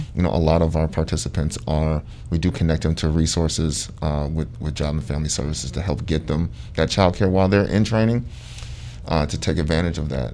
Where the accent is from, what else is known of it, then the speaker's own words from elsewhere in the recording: Sandusky, Ohio, United States; moved away as an adult; I'm, I'm originally from Sandusky, Ohio